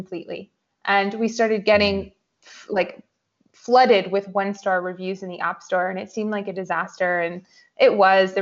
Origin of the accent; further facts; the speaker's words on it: New York, United States; moved away as an adult; also born or lived in San Francisco; So I'm originally from New York, and like any good New Yorker, I started my career on Wall Street